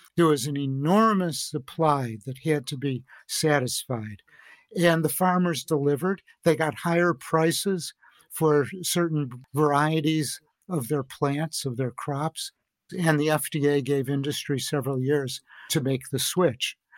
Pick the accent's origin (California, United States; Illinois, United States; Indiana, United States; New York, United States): Illinois, United States; Chicago; I grew up in Chicago